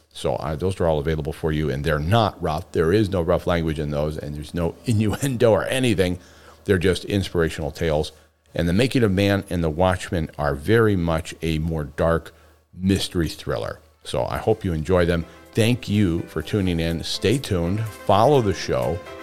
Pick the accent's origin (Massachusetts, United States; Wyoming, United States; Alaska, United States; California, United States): Alaska, United States; Homer; Homer, Alaska, my hometown, where I was born and raised